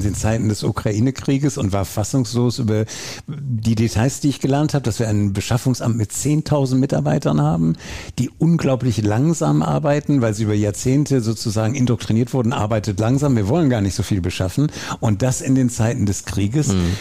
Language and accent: German; Essen, North Rhine-Westphalia, Germany; also born or lived in Oberhausen; ich bin ein Kind des Ruhrgebiets, in Oberhausen geboren, in Essen groß geworden